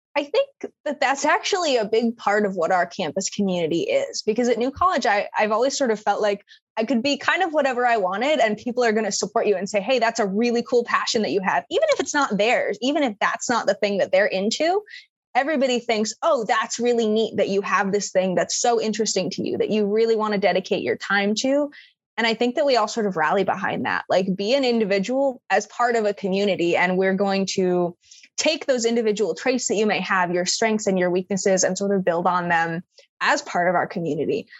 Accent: Minnesota, United States; moved away as an adult; now in Florida, United States; I'm from Minnesota

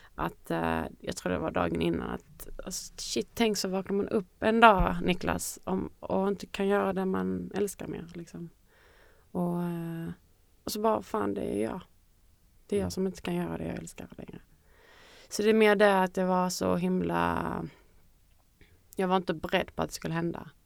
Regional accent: Kristianstad, Skåne, Sweden; moved away; när jag bodde hemma i Kristianstad

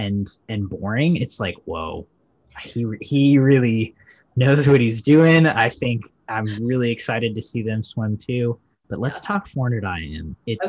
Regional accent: United States; And I think in the USA, we like kind of take it for granted, right?

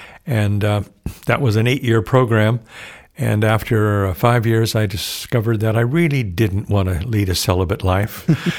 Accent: Oxnard, California, United States; Well, I was born in Oxnard, California, which is just south of Santa Barbara. I'm a third generation native Californian. My family settled in that area back in the late 1800s. I grew up in a small town, a very Catholic community

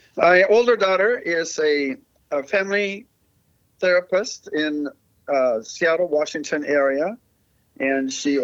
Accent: Mexico; So I grew up in Mexico, surrounded by Spanish, learned Spanish as a kid

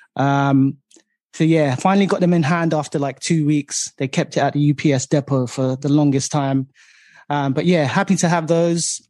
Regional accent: London, United Kingdom; growing up in East London

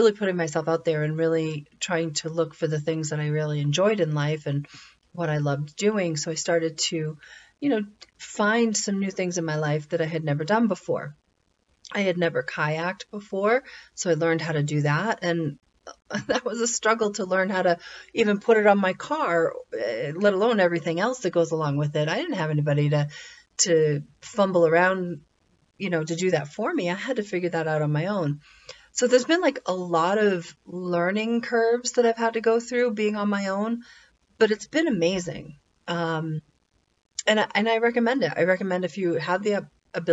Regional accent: New Hampshire, United States; moved away; I grew up in New Hampshire, and it's a great little state

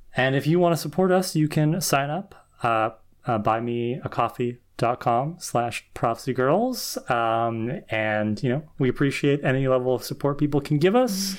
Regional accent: Canada; as a Canadian

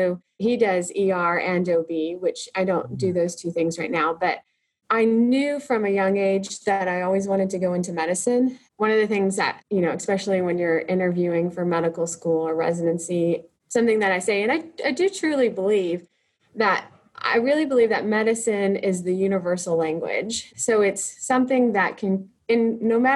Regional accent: small town an hour west of Comanche, Texas, United States; now in Comanche, United States; my hometown is another small town, almost exactly the same size, an hour west of us

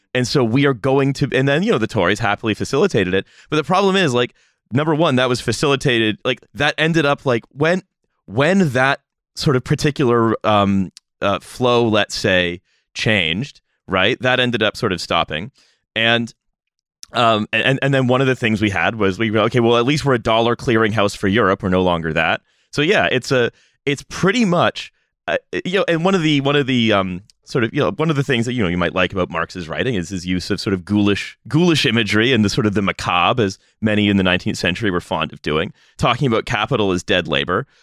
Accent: Canada; as a Canadian

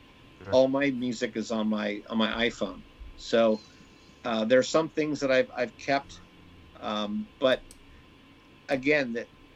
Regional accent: Manhattan Beach, California, United States; growing up in Manhattan Beach, being one of the handful of Jewish families in the South Bay

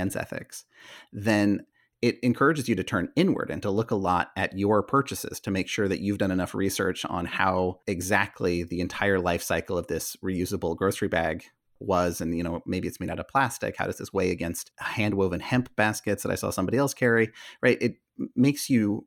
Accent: Northern California, United States; I come from Northern California

